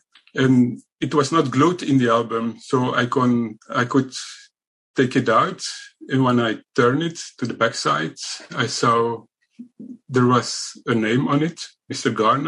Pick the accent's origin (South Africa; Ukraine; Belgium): Belgium; I'm from Belgium.